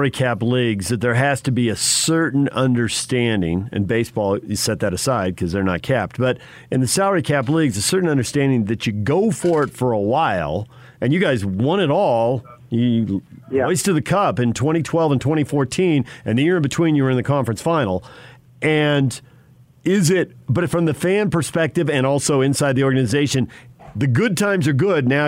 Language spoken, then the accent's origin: English; San Diego, California, United States; I grew up in San Diego and lived in Southern California for a long time